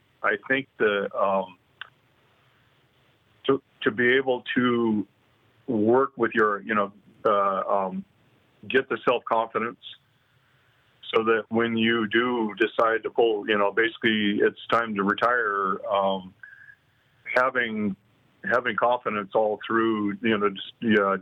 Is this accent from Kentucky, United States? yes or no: no; California, United States; born and raised in California